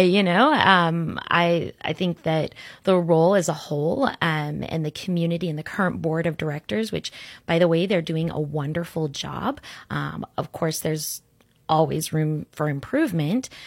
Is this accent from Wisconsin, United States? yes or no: no; Orlando, Florida, United States; also born or lived in Sarasota, Florida; I grew up in Orlando